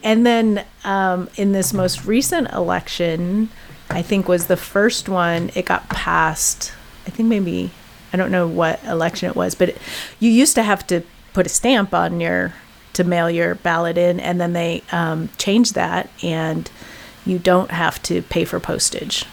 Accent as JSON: {"language": "English", "region": "Oregon", "country": "United States", "said": "I'm from Oregon"}